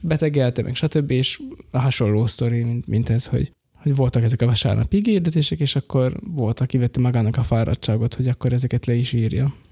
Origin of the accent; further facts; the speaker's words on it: Rimavská Sobota, Banská Bystrica Region, Slovakia; én ott a lakótelepen nőttem fel